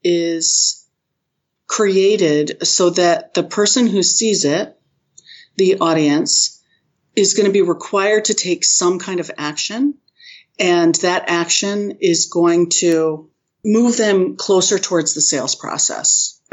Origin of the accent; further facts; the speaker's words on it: New England, United States; I'm from New England and the Bruins just lost it.